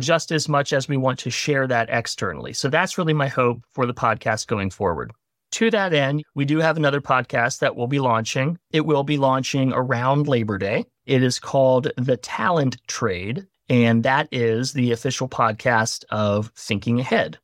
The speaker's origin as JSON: {"language": "English", "town": "Gloucester", "region": "Virginia", "country": "United States", "also_born_or_lived": "Tennessee", "moved": "as an adult", "said": "Originally from a really little town in Virginia called Gloucester"}